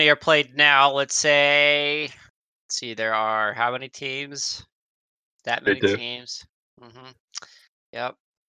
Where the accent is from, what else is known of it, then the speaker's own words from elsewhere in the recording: Montana, United States; What, because I'm from Montana?